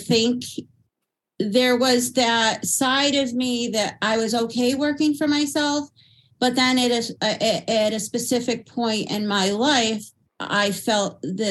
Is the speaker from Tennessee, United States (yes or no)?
no; upstate New York, United States; now in Pennsylvania, United States; I hail from upstate New York